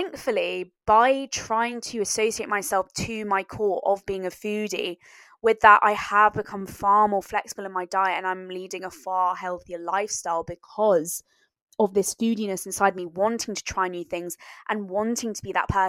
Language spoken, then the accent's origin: English; France; growing up in France